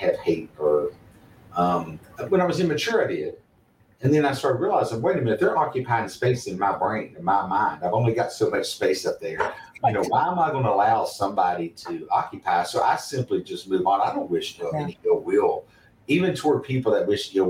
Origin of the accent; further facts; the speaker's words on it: Bluefield, West Virginia, United States; also born or lived in McDowell County, West Virginia; I'm from Bluefield, West Virginia. I went to Bluefield High School